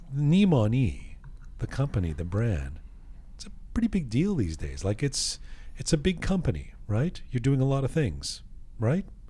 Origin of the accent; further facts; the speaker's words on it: England, United Kingdom; moved away; I grew up in England